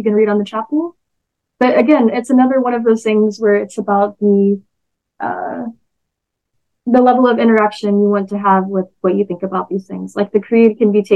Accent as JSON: {"language": "English", "region": "Texas", "country": "United States", "said": "I'm a Texan"}